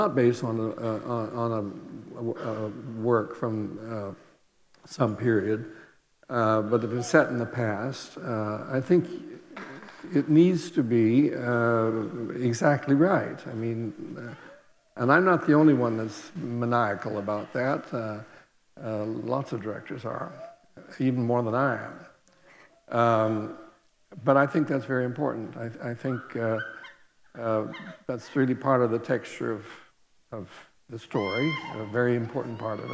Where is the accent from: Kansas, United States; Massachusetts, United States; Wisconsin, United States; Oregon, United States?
Oregon, United States; moved away; also born or lived in Venice / India / England; I'm from the West Coast, from the state of Oregon